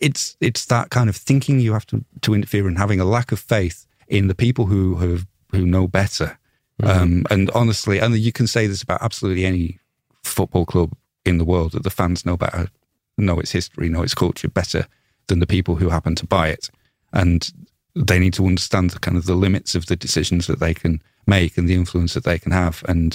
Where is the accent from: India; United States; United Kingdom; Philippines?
United Kingdom; Leeds, Yorkshire and the Humber; I'm from Leeds, so that's why I started supporting them